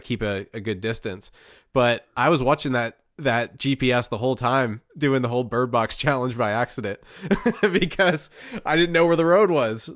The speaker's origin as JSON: {"language": "English", "region": "Pennsylvania", "country": "United States", "tie": "born or raised there", "said": "we grew up in Pennsylvania"}